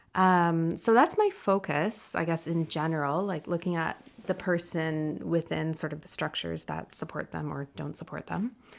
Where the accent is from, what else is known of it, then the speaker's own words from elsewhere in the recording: Ontario, Canada; now in British Columbia, Canada; I'm from Ontario